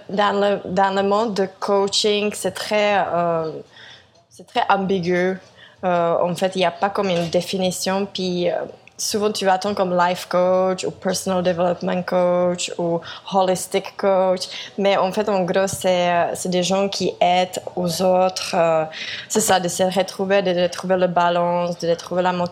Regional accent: South Korea; French is a second language; je suis de Corée au Équateur, euh, dans une toute petite ville, Vilcabamba.

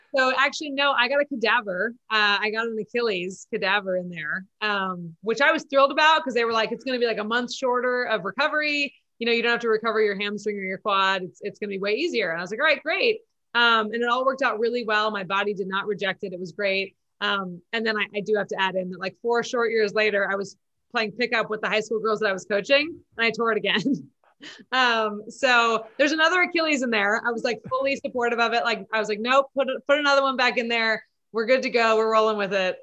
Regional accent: Santa Monica, California, United States; also born or lived in East Coast / Germany; born and raised in Santa Monica

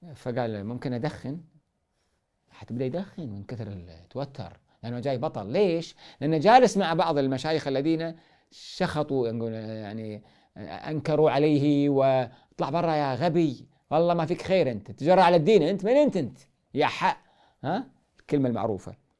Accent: Kuwait; عندنا في الكويت

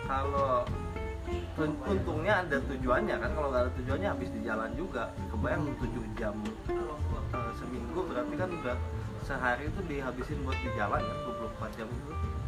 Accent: Java, Indonesia; meskipun saya sendiri orang Jawa ya iya. sebenarnya tapi dengar orang ngobrol Jawa tuh kadang menggelitik aja gitu

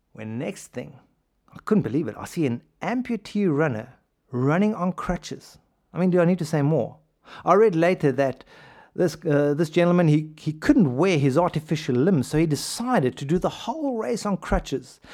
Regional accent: South Africa; South Africa, my home country

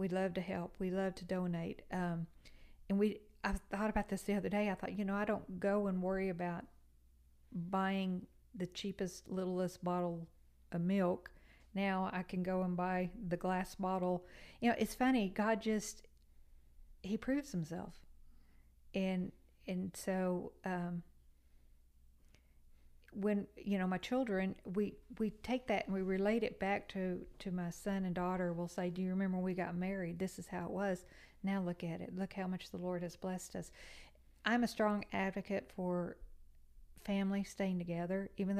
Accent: Texas, United States; moved away as an adult; Well, when I came from Texas, I had worked for a utility company there.

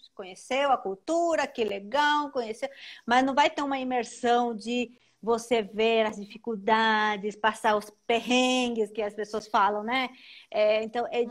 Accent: Paraguay; Portuguese is a second language; moved away as an adult; now in São Paulo, Brazil; eu sou paraguaia

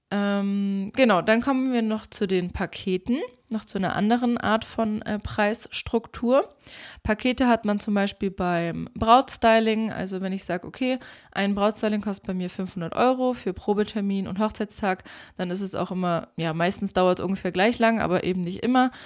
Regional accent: Germany; bei uns in Deutschland

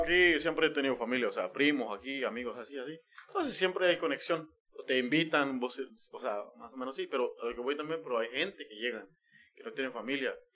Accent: Guatemala; now in United States; nosotros donde venimos, eh, en Guatemala

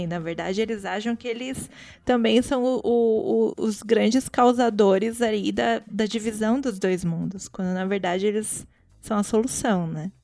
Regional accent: Brazil; also born or lived in Guarulhos; a gente é brasileira tudo

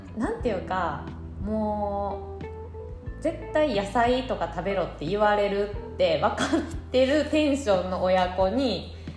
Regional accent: Ikoma, Nara, Japan; moved away as an adult; also born or lived in Tokyo; 私奈良出身奈良というか、まあ、生駒出身

